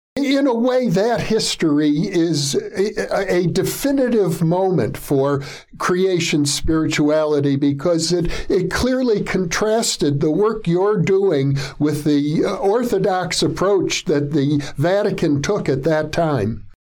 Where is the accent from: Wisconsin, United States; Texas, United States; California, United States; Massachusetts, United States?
Wisconsin, United States; we're both from Wisconsin